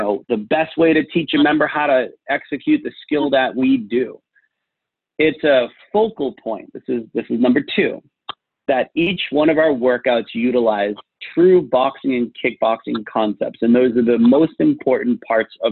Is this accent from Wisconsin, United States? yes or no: no; Boston, Massachusetts, United States; I'm from Boston